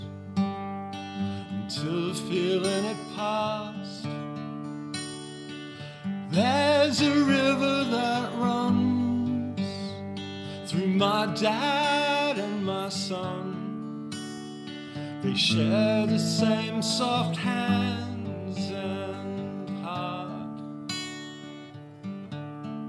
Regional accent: Canberra, Australian Capital Territory, Australia; I grew up in Canberra, just the other side of Duntroon, so I grew up in Campbell

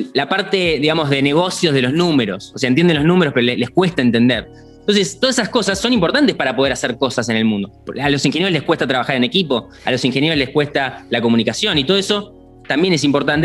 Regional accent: Argentina; yo como argentino

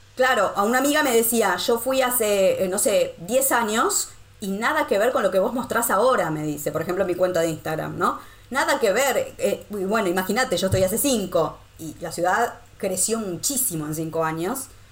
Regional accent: Argentina; moved away as an adult; also born or lived in Costa Rica / Rome, Italy; now in Wrocław, Poland; yo salí de Argentina en el 2012

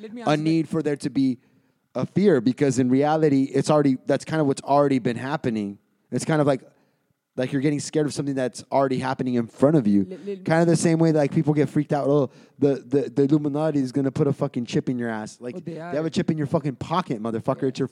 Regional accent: United States; I'm American

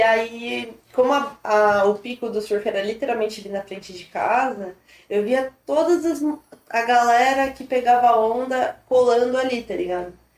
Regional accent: Ubatuba, São Paulo, Brazil; also born or lived in Taboão da Serra, São Paulo; E aí, com dois anos de idade, quase três, eu mudei para Batuba. Minha família se mudou para cá. Eu cresci literalmente na beira da praia

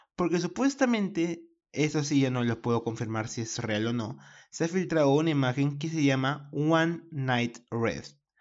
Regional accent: Peru; yo soy de Perú.

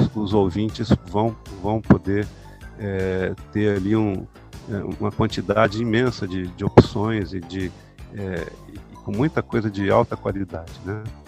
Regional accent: Ribeirão Preto, São Paulo, Brazil; eu cresci é, indo ao estádio ver o Botafogo de Ribeirão Preto, né? Sou lá de Ribeirão Preto

